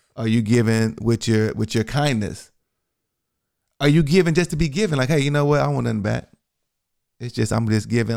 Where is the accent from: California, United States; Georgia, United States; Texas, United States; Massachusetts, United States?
Texas, United States; I'm from Texas